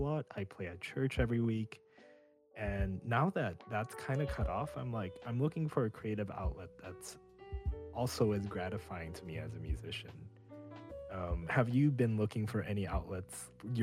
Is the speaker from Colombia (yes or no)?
no; Indonesia; moved away; my home country of Indonesia